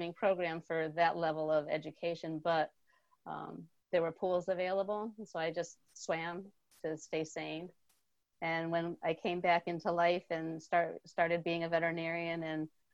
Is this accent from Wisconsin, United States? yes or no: no; New Britain, Connecticut, United States; now in Vermont, United States; I grew up in New Britain, Connecticut, and ended up in Vermont